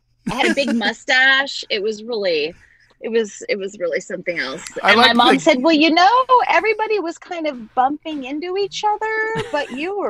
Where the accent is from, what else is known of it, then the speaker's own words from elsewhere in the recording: Long Island, New York, United States; And I grew up on Long Island, and so I would take the train into the city to go to auditions.